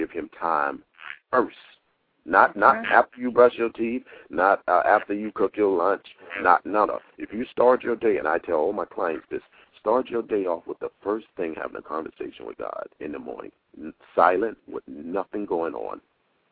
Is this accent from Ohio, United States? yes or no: no; Fort Lauderdale, Florida, United States; moved away as an adult; now in New York, United States; I was born in Fort Lauderdale